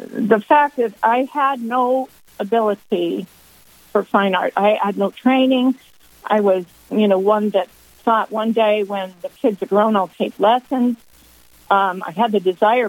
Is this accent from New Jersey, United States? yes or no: no; Washington, United States; moved away as an adult; now in North Dakota, United States; I was raised in Washington State